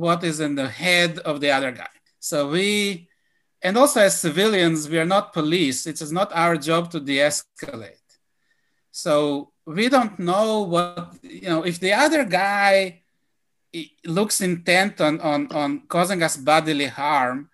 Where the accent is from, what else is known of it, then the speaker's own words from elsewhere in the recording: Israel; now in United States; growing up in Israel